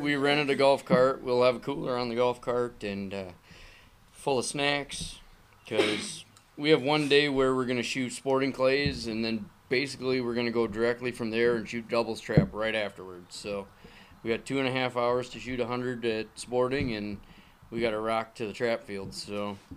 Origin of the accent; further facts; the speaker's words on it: Minnesota, United States; moved away as an adult; now in Michigan, United States; I grew up in Minnesota.